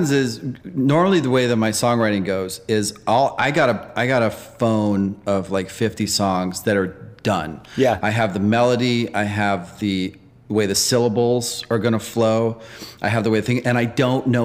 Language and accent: English; East Coast, United States; I'm east. I'm from the East Coast.